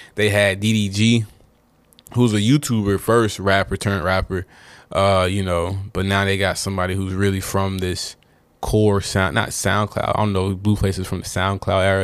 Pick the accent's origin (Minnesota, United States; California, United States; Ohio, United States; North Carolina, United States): North Carolina, United States; I'm from North Carolina